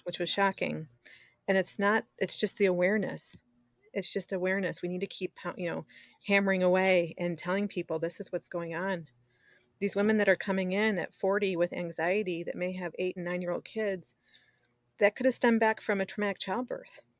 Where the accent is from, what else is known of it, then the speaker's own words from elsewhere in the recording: Detroit, Michigan, United States; I grew up, I was born and raised in the southeastern Detroit area